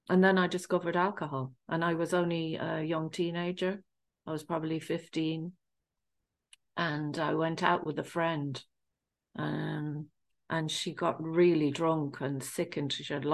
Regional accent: England, United Kingdom; I grew up in England of Irish family, and I grew up in a council estate

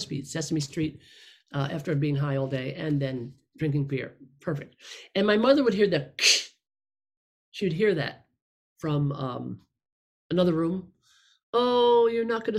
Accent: upstate New York, United States; born or raised there; now in Los Angeles, United States

